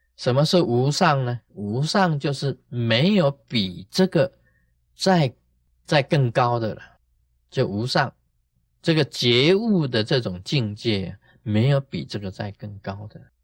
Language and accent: Chinese; Taiwan; 我们台湾人